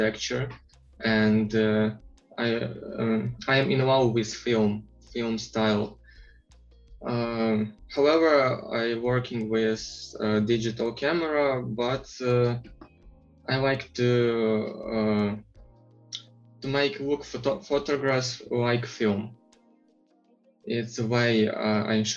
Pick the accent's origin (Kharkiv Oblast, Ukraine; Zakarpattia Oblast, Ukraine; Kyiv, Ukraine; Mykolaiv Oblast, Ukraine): Zakarpattia Oblast, Ukraine; Uzhhorod; So I'm from Ukraine. Uzhgorod, it's a very southern city of Ukraine near Slovakia and Hungary